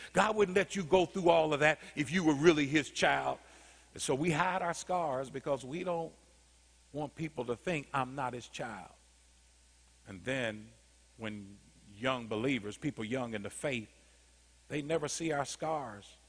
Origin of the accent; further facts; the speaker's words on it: Indianapolis, Indiana, United States; I grew up in Arlington Woods in Indianapolis, Indiana, 46218